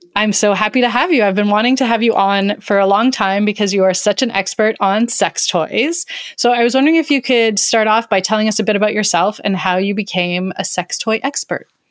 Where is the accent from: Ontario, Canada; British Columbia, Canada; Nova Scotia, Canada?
British Columbia, Canada; Surrey; Back in the 90s, as a teen growing up in Surrey, BC, which is a suburb of Vancouver